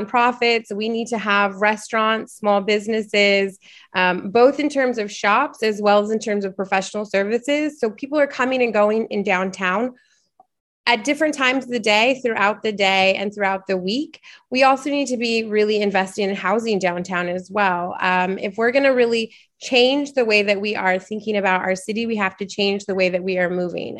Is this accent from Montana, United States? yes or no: no; Portland, Oregon, United States; I am from Portland. I am from here, I went to Benson High School.